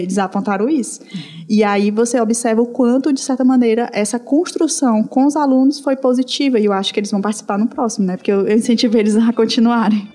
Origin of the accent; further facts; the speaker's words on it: Piauí, Brazil; o Piauí, de onde eu sou